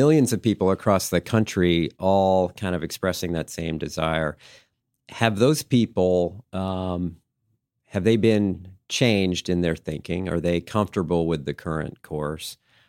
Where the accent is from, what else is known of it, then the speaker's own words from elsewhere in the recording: United States; Just showing up, being an American, showing that you cared